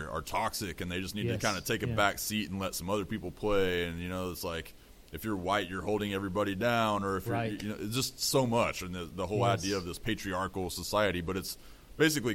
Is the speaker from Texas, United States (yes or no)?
yes; Amarillo, Texas, United States; I grew up in Amarillo, Texas, Panhandle